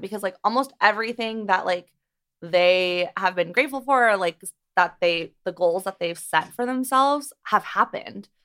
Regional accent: Beverly Hills, California, United States; I grew up here. I'm from Beverly Hills, and I went to Beverly Hills High School

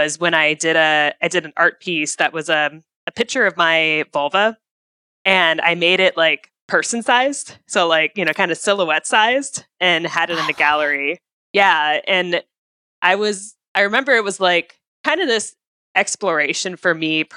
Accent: Midwest, United States; moved away; I grew up in the Midwest initially

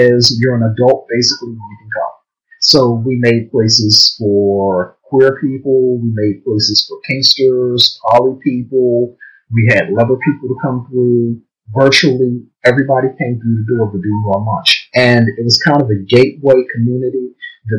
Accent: Baltimore, Maryland, United States; I live in Baltimore. I was born and raised in Baltimore.

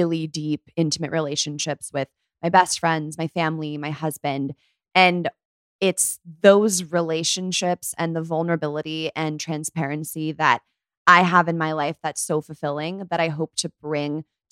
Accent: near Palo Alto, California, United States; So I grew up right near Palo Alto

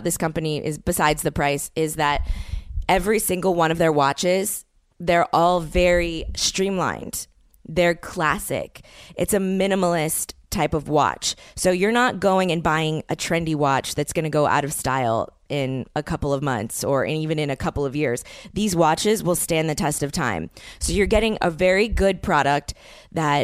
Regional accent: New Orleans, Louisiana, United States; moved away; people that I grew up with in New Orleans

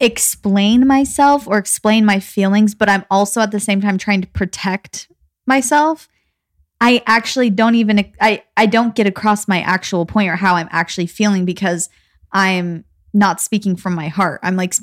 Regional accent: Gilbert, Arizona, United States; I mean, we grew up again in Gilbert, Arizona, which is highly populated with Mormons, but not as much as Utah.

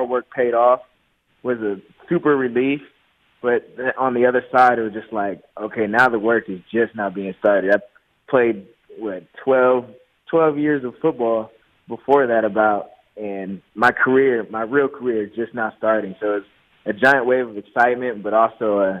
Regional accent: Southern California, United States; I'm from Southern California

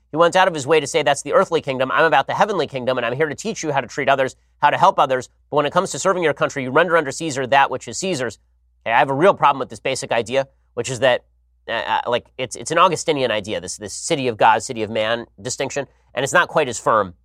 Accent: California, United States; my home state

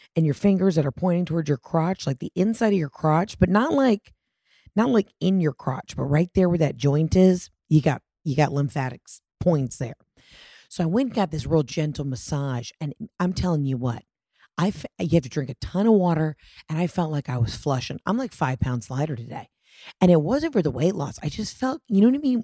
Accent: Atlanta, Georgia, United States; my hometown of Atlanta

